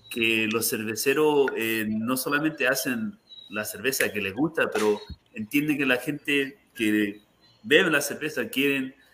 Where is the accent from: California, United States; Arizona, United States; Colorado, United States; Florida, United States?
Florida, United States; Miami; Eh, somos todos nosotros de Miami, entonces distintas partes del mundo, ¿no? Pero la mayoría latino.